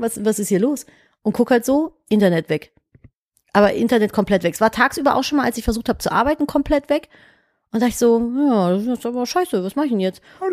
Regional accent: Cologne, North Rhine-Westphalia, Germany; Ich komme halt aus Köln

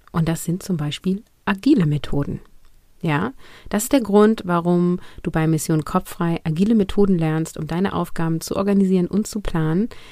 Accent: Germany; hier bei uns in Deutschland

